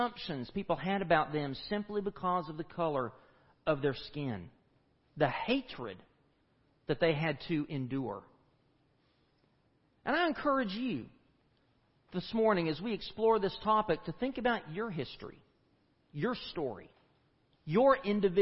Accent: East Tennessee, United States; moved away as an adult; also born or lived in Nashville, Tennessee / Fort Worth, Texas; I grew up in East Tennessee and in the mountains.

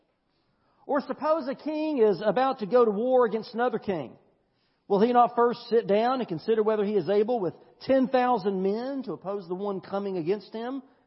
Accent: United States; us as American Christians

